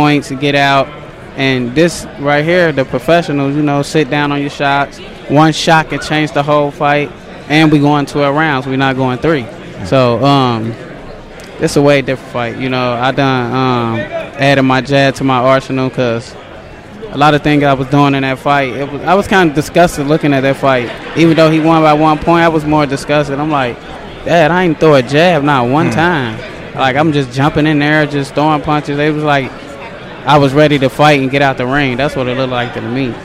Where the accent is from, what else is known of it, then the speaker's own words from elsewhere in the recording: Cincinnati, Ohio, United States; I was training in Cincinnati first